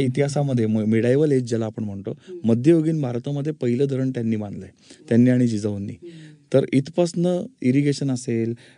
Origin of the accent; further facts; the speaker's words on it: Pune, Maharashtra, India; also born or lived in Ratnagiri; माझं मूळ रत्नागिरी पण आईनी खूप शहाणपणा करून मला पुण्यामध्ये शिकायला ठेवलं होतं